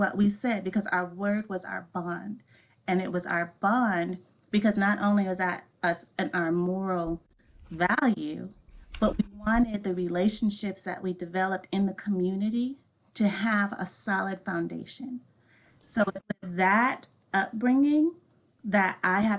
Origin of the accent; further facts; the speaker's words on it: Wisconsin, United States; I actually grew up on a farm in Wisconsin in an Amish community.